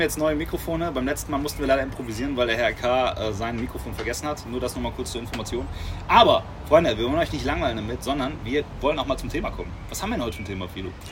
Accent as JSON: {"language": "German", "country": "Germany", "said": "als Deutscher"}